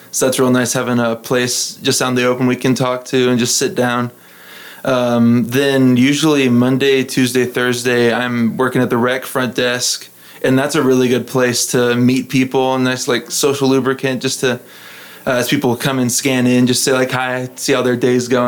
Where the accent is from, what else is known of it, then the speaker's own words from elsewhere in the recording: Midland, Texas, United States; also born or lived in Lubbock; i was actually born in lubbock but i didn't live here long we moved around a lot because my dad was getting different jobs and so i'd say i was probably raised in midland went to midland christian